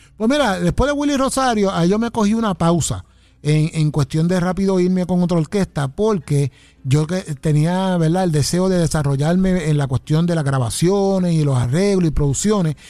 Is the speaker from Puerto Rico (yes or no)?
yes; Ponce, Puerto Rico; moved away as an adult; yo soy de Ponce, vine a, al área de acá a trabajar